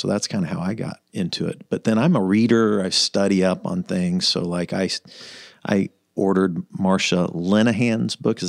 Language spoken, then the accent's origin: English; Wichita, Kansas, United States; I was born in Wichita, Kansas.